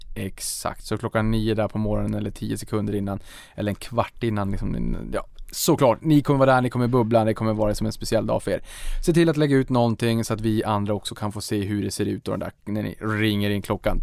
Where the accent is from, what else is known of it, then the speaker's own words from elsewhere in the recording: Boden, Norrbotten County, Sweden; now in Stockholm, Sweden; Jag kommer från Boden